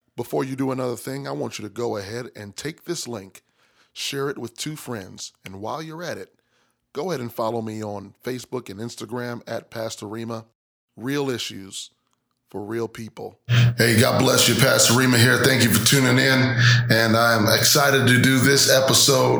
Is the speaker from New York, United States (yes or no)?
yes; New York, United States; I'm from New York